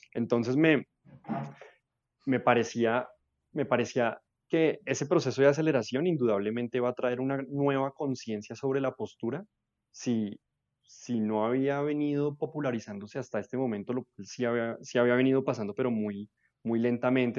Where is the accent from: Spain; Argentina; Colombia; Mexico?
Colombia; Bogotá; Yo nací en Bogotá, vivo en Bogotá casi toda mi vida